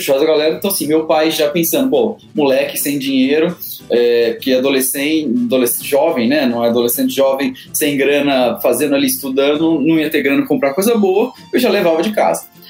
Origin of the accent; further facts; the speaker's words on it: Presidente Prudente, São Paulo, Brazil; moved away as an adult; now in São Paulo, Brazil; Eu sou de Presidente Prudente, interior de São Paulo tá uns 580 quilômetros aqui da capital. Cresci, nasci, cresci lá